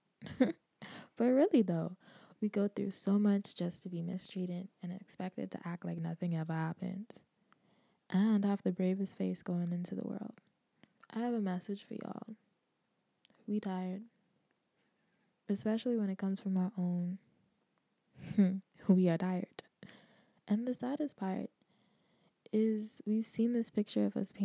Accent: Bahamas; where I grew up in the Bahamas

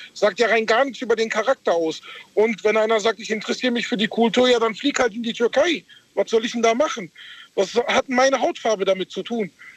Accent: Karlsruhe, Baden-Württemberg, Germany; first language German; ich bin hier geboren und aufgewachsen in Deutschland

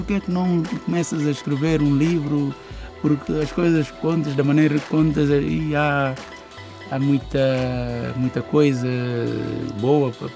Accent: Bissau, Guinea-Bissau; Então eu quando saí de Bissau

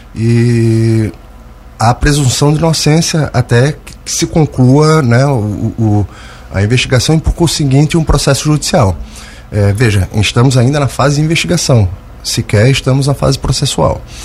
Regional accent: Santos, São Paulo, Brazil; also born or lived in Brusque, Santa Catarina / Greater Florianópolis, Santa Catarina; now in Lauro Müller, Brazil; Sou natural de São Paulo, Santos.

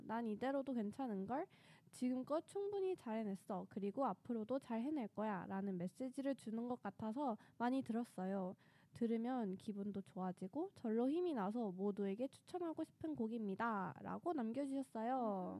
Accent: Daejeon, South Korea; moved away; 저는 본가가 대전이라

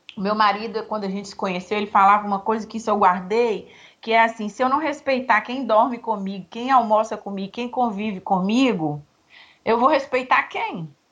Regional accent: Nanuque, Minas Gerais, Brazil; now in Espírito Santo, Brazil; eu sou de Nanu, que é Minas divisa com a Bahia

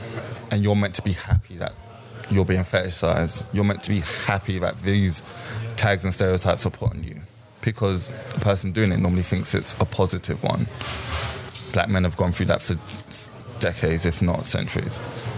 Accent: Jamaica; born there; Me personally, I'm Jamaican. I was born in Jamaica, and I was in Jamaica on holiday because I raised my entire life in this city.

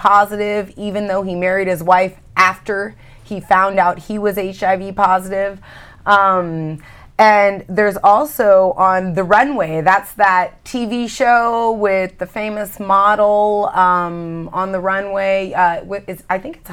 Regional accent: California, United States; I'm a girl from California

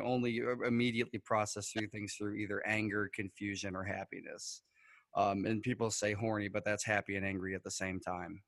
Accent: New York, United States; we're from New York, so we have the Niagara River

